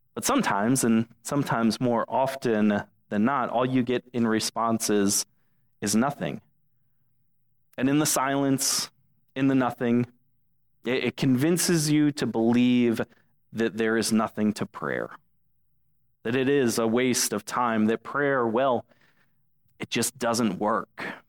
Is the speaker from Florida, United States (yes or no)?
yes; Englewood, Florida, United States; now in Dunedin, United States; Englewood is is my hometown.